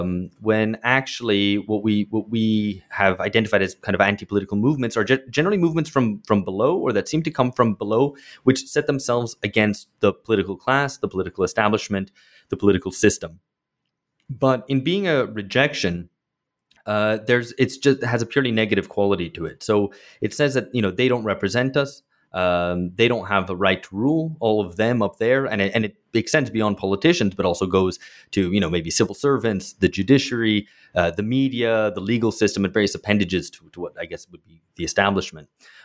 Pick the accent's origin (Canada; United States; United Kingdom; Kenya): United Kingdom; And I grew up in Britain then.